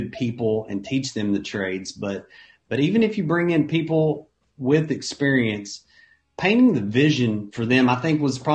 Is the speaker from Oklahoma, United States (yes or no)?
yes; Ardmore, Oklahoma, United States; I was from Ardmore, Oklahoma, and Ardmore, Oklahoma is a town of about 25,000 people.